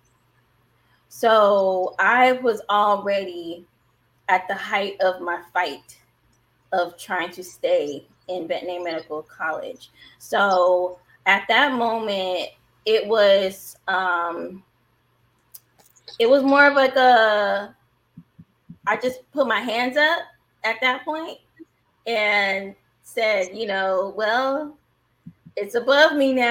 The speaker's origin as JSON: {"language": "English", "town": "Vallejo", "region": "California", "country": "United States", "tie": "born or raised there", "also_born_or_lived": "San Francisco, California", "said": "I'm born in San Francisco, raised in Vallejo, California. So I'm from the Bay Area"}